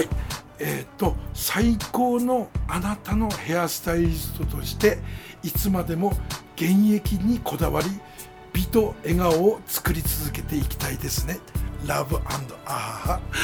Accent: Sendai, Miyagi, Japan; also born or lived in Izumi, Sendai; 大野原上杉出身なんですね

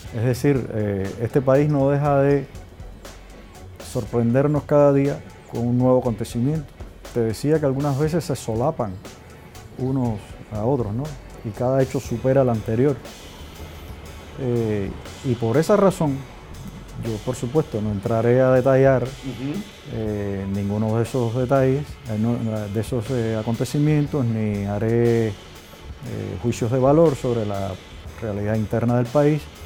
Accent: Cuba; yo que soy el embajador de Cuba

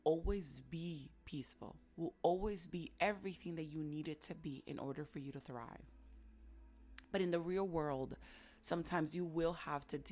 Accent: New York City, New York, United States; back home, growing up in Washington Heights, in the hood, there was a lot of noise. New York City, it's noisy as it is

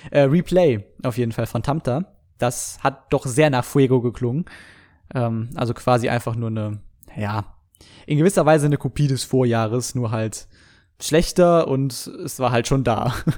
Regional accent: Germany; bei uns in Deutschland

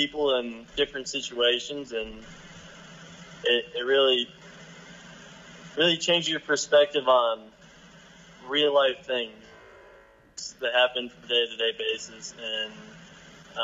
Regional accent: Wiggins, Colorado, United States; I grew up in Wiggins, Colorado, with a small class of 40 people

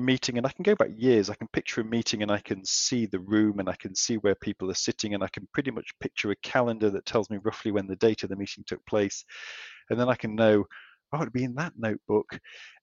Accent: England, United Kingdom; moved away as an adult; now in Australia; as you can tell from my accent, I am a pom.

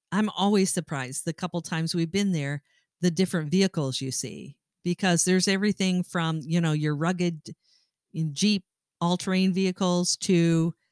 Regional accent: Great Lakes area, Midwest, United States; we come from the Midwest and we come from the Great Lakes area

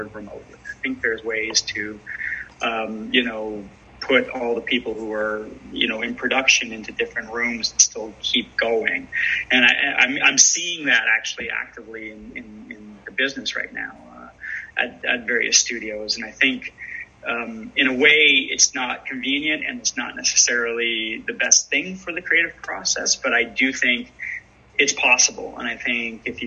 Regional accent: London, Ontario, Canada; my hometown of London, Ontario

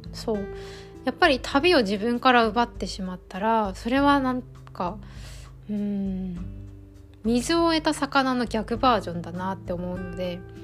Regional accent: Nichinan, Miyazaki, Japan; moved away; 地元の宮崎の日南に帰っててで前半はゲストハウスに滞在してそれこそ地元だけど実家からはちょっと離れたところにステイして

